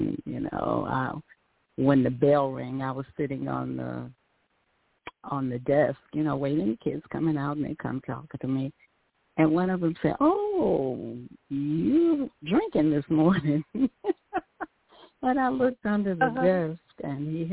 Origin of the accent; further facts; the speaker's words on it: Gary, Indiana, United States; moved away as an adult; now in Michigan, United States; my hometown is Gary, Indiana